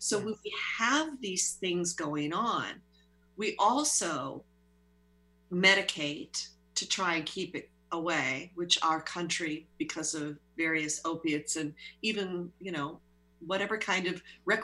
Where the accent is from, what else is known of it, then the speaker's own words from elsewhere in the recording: Pennsylvania, United States; moved away; I'm also in touch with my hometown in Pennsylvania